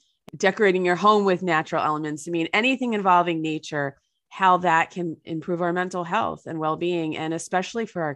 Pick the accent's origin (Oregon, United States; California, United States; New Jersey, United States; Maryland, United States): New Jersey, United States; a dirty New Jersey river in my hometown